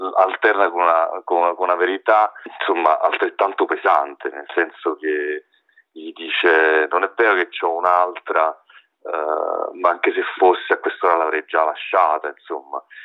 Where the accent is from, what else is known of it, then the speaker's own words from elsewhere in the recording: Naples, Campania, Italy; now in Rome, Italy; vivo da tanti anni eh, a Roma e diciamo che io chiaramente mh, sono cresciuto, crescendo a Napoli